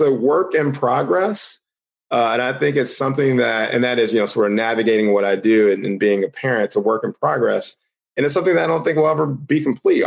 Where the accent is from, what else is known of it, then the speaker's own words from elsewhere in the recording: Houston, Texas, United States; I'm originally from Houston, Texas. You know, child of the, you know, 80s, 90s